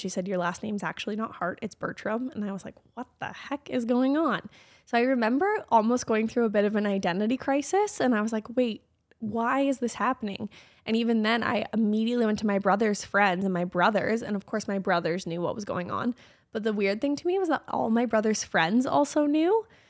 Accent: Calgary, Alberta, Canada; also born or lived in Okotoks; I like to say I was born and raised in Calgary, but I actually, when I was born, lived in Okotoks, so just outside of Calgary

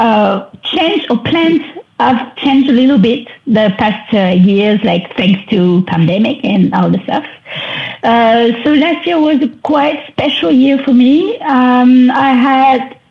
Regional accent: France; accent: French; English is a second language; you can hear this in my beautiful French accent

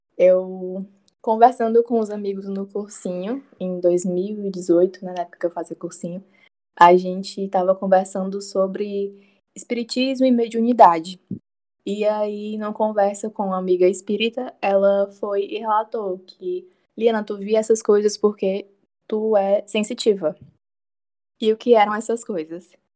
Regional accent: Itapipoca, Ceará, Brazil; eu cresci em Tapipoca

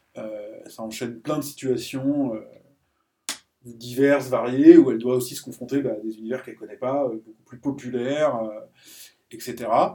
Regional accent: France; en tant que français

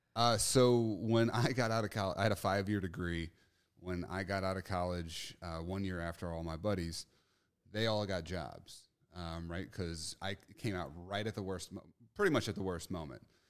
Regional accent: St. Louis, Missouri, United States; I'm from Saint Louis, Missouri

